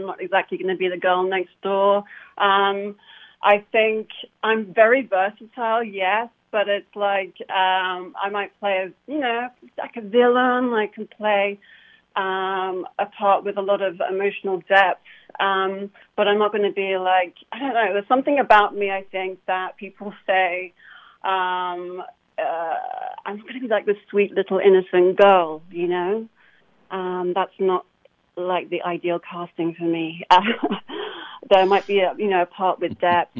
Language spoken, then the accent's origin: English; London, United Kingdom; moved away as an adult; also born or lived in Hammersmith, London; now in Los Angeles, United States; I moved to W5 Ealing, where I was raised. And so that's where I'm from